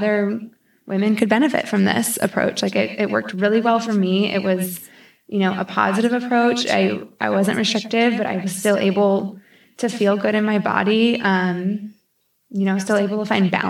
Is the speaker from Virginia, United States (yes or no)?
no; St. Louis, Missouri, United States; moved away as an adult; now in Charlotte, United States; I grew up in St. Louis my whole life, went to college there